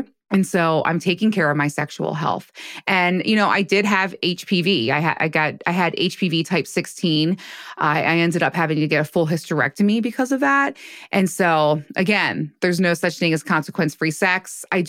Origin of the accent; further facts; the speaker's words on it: United States; now in Baltimore, United States; I grew up in right outside of DC, and I'm in Baltimore now.